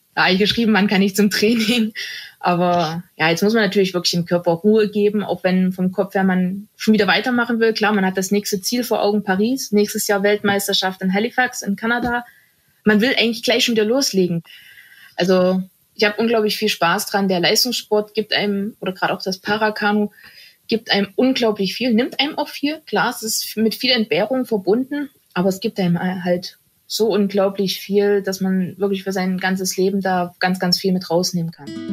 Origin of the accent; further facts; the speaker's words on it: Germany; bei uns in Deutschland